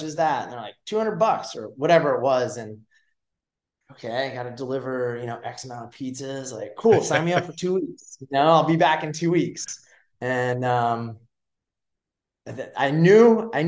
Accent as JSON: {"language": "English", "area": "Westchester County", "region": "New York", "country": "United States", "tie": "born or raised there", "said": "I was born and raised in New York, just outside New York City in Westchester County."}